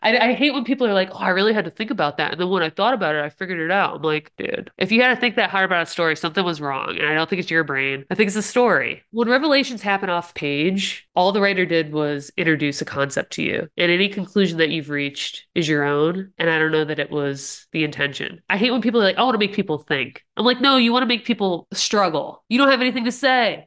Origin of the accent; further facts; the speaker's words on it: Ohio, United States; I'm in Ohio